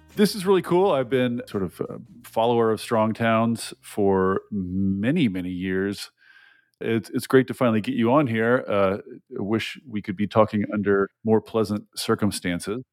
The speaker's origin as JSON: {"language": "English", "region": "Tennessee", "country": "United States", "moved": "yes", "said": "I'm, I'm from Tennessee originally"}